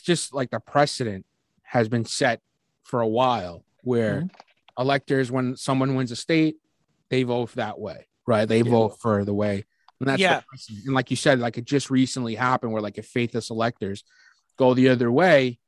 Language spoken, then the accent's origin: English; New York City, New York, United States; I was born and raised in Brooklyn